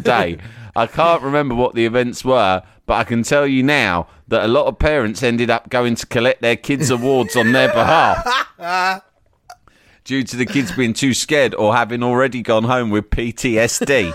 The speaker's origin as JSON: {"language": "English", "region": "England", "country": "United Kingdom", "tie": "born or raised there", "said": "my English upbringing"}